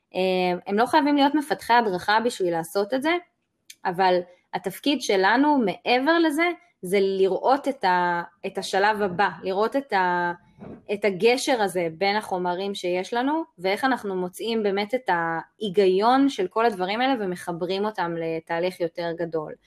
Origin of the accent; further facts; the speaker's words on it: Israel; וגם כישראלים